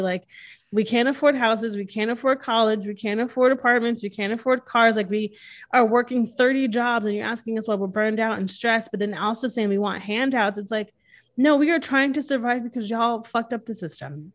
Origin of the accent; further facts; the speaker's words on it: Connecticut, United States; moved away as an adult; now in Texas, United States; I'm born and raised in Connecticut. I moved here when I was twenty-six, so I've been here six years.